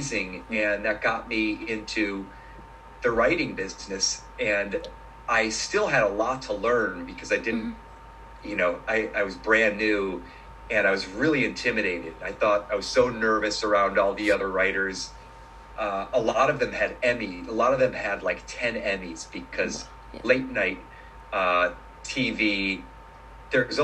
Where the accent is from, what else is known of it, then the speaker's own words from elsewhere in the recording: Ohio, United States; moved away; also born or lived in New York / Los Angeles; I grew up in Ohio